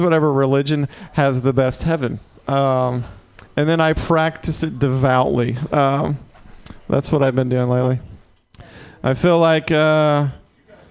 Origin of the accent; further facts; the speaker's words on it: Mississippi, United States; moved away as an adult; now in San Francisco, United States; I'm from the South